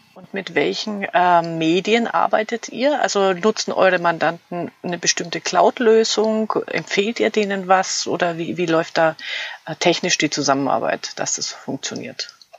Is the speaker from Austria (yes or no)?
no; Fürth, Bavaria, Germany; ihr kommt aus Fürth, mein Heimatort.